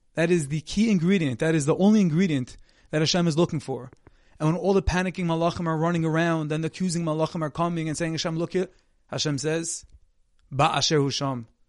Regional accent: Monsey, New York, United States; my hometown, from Muncie, New York

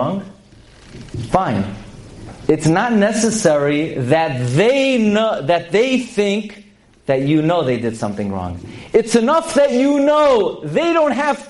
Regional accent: United States; I'm an American boy

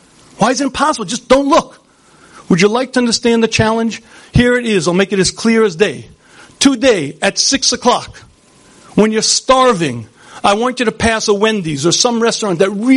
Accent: United States; I grew up in the United States of America in the 1960s

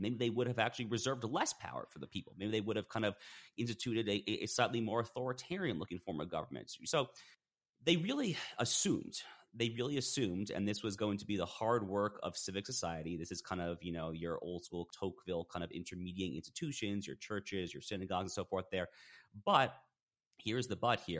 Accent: Westchester County, New York, United States; So I grew up in Westchester County, New York

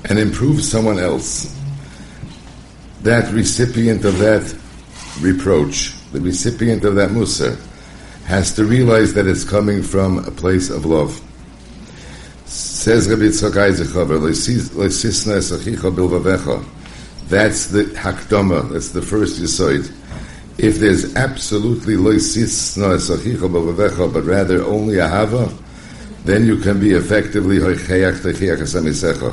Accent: United States; when we were young, growing up in Muncie

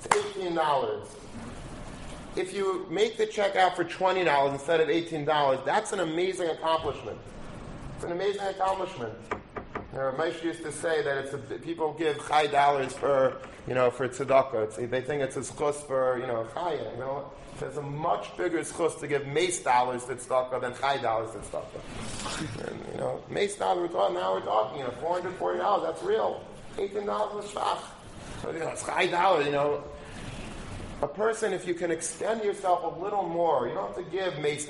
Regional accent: Long Beach, United States; I grew up in Long Beach, and there were a lot of very interesting people in Long Beach

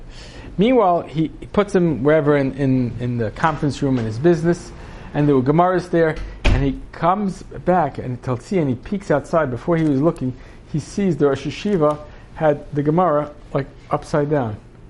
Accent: Yemen; Sarna is in Yemen, and we grew up in Yemen, and we were very, very poor

